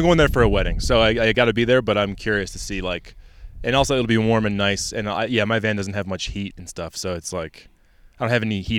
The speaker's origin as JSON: {"language": "English", "town": "Syracuse", "region": "New York", "country": "United States", "said": "I'm from Syracuse."}